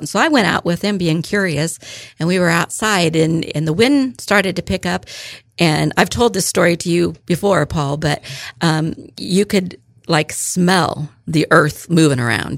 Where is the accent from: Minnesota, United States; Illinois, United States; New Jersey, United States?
Illinois, United States; Fairbury; I was born and raised in Fairbury, Illinois, so not too far, a little bit north and east of here